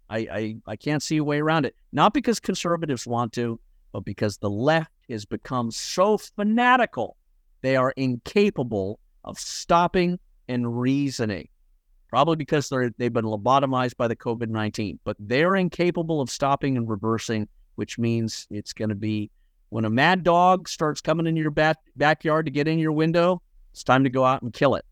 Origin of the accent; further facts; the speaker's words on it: Scotland, United Kingdom; When I was born in Scotland with Scottish family